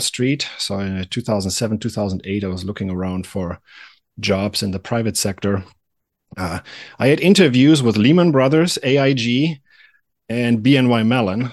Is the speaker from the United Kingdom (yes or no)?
no; Germany; moved away as an adult; also born or lived in Atlanta; now in United States; I'm originally from Germany. And I came to the United States in the, uh, late nineties